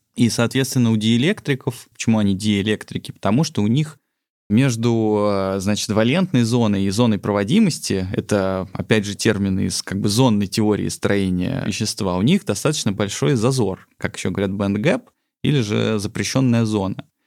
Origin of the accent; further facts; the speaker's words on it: Sochi, Krasnodar Krai, Russia; moved away; also born or lived in Tbilisi, Georgia; я родился в Тбилиси, а э, частично вырос в Сочи